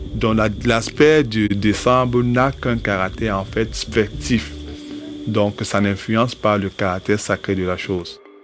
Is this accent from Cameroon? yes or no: yes; Douala, Littoral, Cameroon; Je suis d'Edo